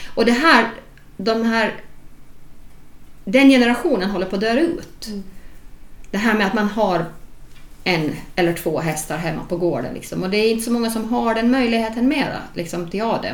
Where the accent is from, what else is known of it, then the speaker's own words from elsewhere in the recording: Åland Islands; som ålänning